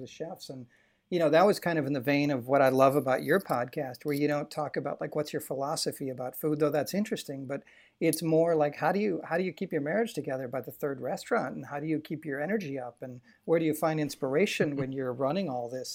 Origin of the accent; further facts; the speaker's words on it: Waukesha, Wisconsin, United States; also born or lived in Mukwonago, Wisconsin; I didn't wanna be from Wisconsin. I grew up in Waukesha